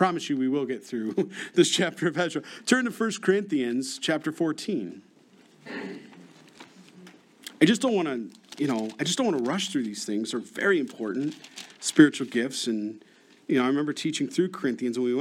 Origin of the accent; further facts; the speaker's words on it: Rochester, New York, United States; moved away; I'm from Rochester, New York. We used to get something called ice storms.